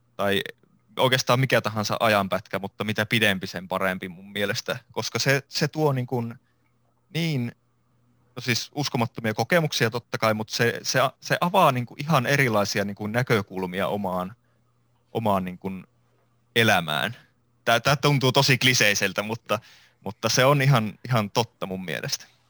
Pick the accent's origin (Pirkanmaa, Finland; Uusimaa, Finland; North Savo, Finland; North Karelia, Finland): North Savo, Finland; Iisalmi; mä oon Iisalmesta alun perin kotoisin ja kasvanut Iisalmessa